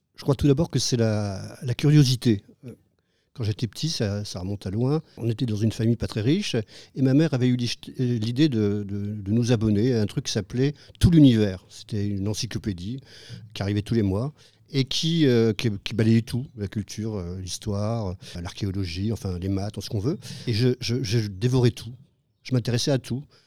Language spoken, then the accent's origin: French; France; now in Cambodia